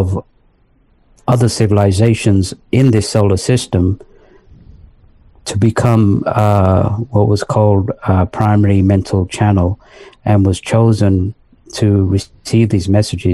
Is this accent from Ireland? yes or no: no; London, north of England, United Kingdom; moved away as an adult; also born or lived in Pakistan; now in United States; I was born in Pakistan, and then my parents, they moved to England when I was 3 years old. So we moved to England. I lived in the north of England till the age of 10. And then we moved to London and spent some time in London, went to high school in London